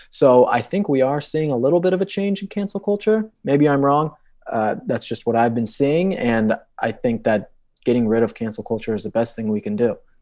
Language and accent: English; Colorado, United States; I grew up in Colorado my entire life